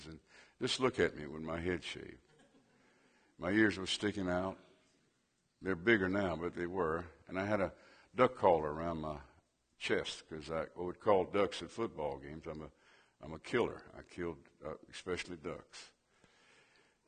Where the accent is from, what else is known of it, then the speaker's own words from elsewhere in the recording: Cajun, Louisiana, United States; I'm a Cajun.